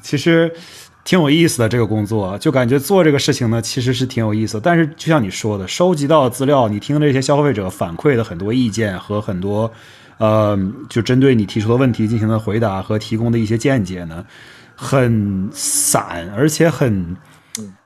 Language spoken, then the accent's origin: Chinese; Northeast China, China; 尤其我家在东北